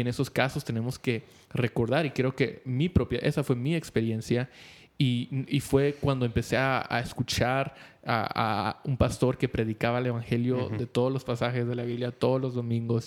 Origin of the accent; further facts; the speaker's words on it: Guatemala; somos guatemaltecos